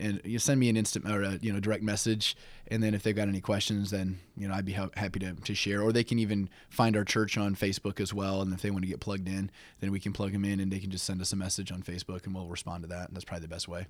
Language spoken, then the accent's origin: English; South Bend, Indiana, United States; also born or lived in Camp Lejeune, North Carolina; pretty much raised all my life in South Bend. I w, grew up on the west side of South Bend